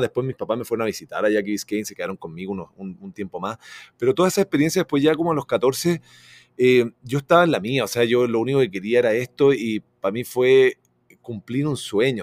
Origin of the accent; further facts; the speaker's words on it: Chile; me siento muy brasilero también, o sea, como soy muy chileno, pero yo todos los veranos, imagínate, me iba a Brasil